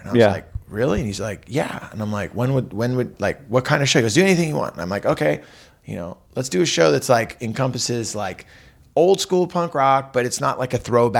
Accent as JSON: {"language": "English", "town": "Santa Cruz", "region": "California", "country": "United States", "tie": "born or raised there", "also_born_or_lived": "San Francisco / San Jose", "moved": "yes", "lives_now": "Los Angeles, United States", "said": "cold's never bothered me because I grew up in Santa Cruz."}